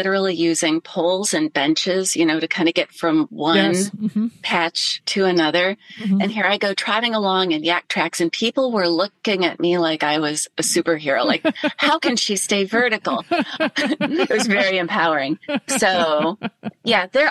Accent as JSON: {"language": "English", "region": "Ohio", "country": "United States", "tie": "born or raised there", "moved": "yes", "said": "growing up in Ohio before there were technical gloves and I ran cross country for high school"}